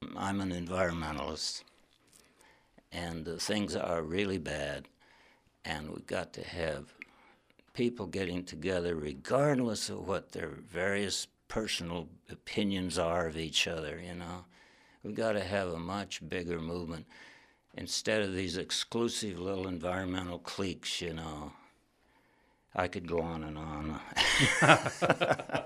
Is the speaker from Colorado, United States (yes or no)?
no; Wyoming, United States; moved away as an adult; also born or lived in Yellow Springs, Ohio / northern New York; I grew up in Wyoming